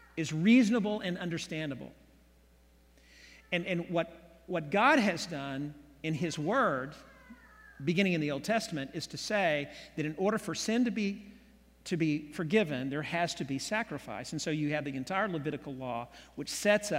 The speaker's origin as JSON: {"language": "English", "town": "Oklahoma City", "region": "Oklahoma", "country": "United States", "tie": "born or raised there", "said": "I was born here in Oklahoma City back in 1960, grew up in the 60s, 70s in Oklahoma City"}